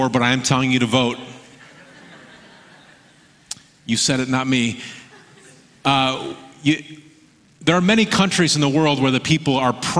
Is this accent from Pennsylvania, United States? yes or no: no; Michigan, United States; now in Oregon, United States; I grew up in Michigan. I live in Oregon now